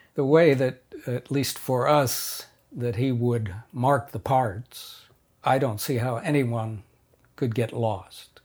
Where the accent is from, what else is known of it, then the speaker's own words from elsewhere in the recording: Madison, Wisconsin, United States; also born or lived in Philadelphia, Pennsylvania; we moved from Philadelphia to Wisconsin, where my father, uh, taught at the University of Wisconsin-Madison.